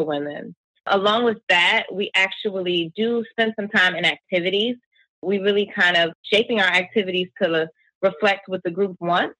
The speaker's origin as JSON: {"language": "English", "region": "New Jersey", "country": "United States", "said": "We're from South Jersey."}